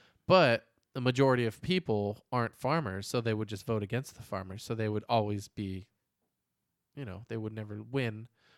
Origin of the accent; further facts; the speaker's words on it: California, United States; I grew up in the Bay Area. There was a big Mormon community over there.